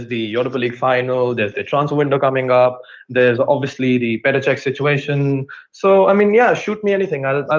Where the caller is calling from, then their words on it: Faridabad, Haryana, India; This is a place called Faridabad in a state called Haryana, which is a part of India.